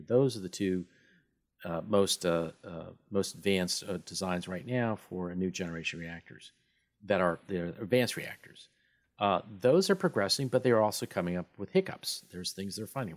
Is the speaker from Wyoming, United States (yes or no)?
yes; Wyoming, United States; I'm from Wyoming